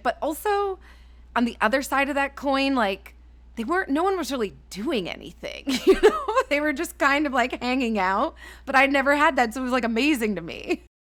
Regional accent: Thornhill, Ontario, Canada; So I'm Canadian. I grew up outside of Toronto in a suburb called Thornhill

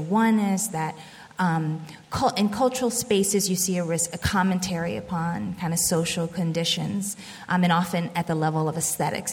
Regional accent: Birmingham, Alabama, United States; moved away; also born or lived in Boston; I was born in Birmingham, Alabama, as I said already, and my grandmother was my primary caretaker in the first couple of years.

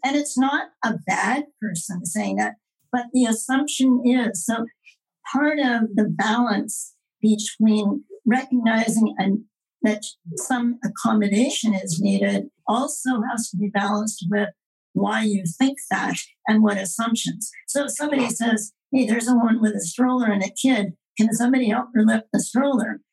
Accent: Quebec, Canada; I was brought up in Quebec in the era of Duplessis

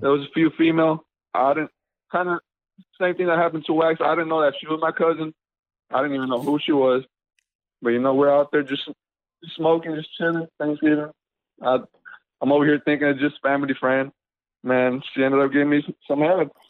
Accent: Charlotte, North Carolina, United States; from Charlotte

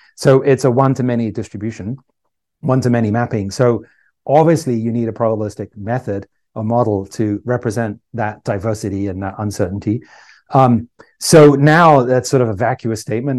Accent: England, United Kingdom; moved away as an adult; also born or lived in Ireland / Canada; now in California, United States; I grew up in England

